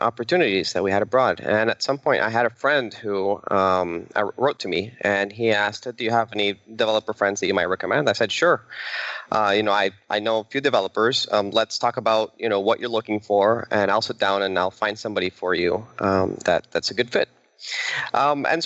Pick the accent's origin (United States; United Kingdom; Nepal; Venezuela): Venezuela; moved away; I'm originally from Venezuela